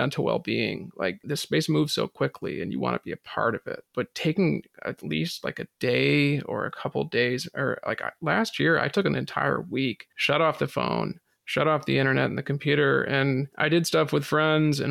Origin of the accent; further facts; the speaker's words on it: New England, United States; I'm from New England